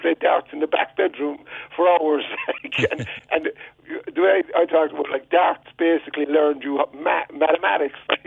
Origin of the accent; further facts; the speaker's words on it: Cork, Munster, Ireland; moved away as an adult; now in United States; growing up in Toker